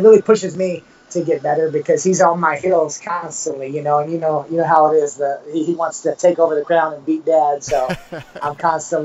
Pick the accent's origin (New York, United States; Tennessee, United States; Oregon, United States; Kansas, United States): Tennessee, United States; East; moved away as an adult; also born or lived in Merrillville, Indiana; now in Punta Cana, Dominican Republic; I was raised in East Tennessee.